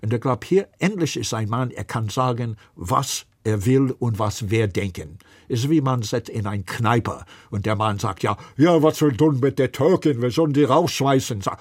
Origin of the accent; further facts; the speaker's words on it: New York, United States; German is a second language; Ich komme aus New York. In Manhattan, Donald Trump hat 50.000 Wähler und Hillary 500.000.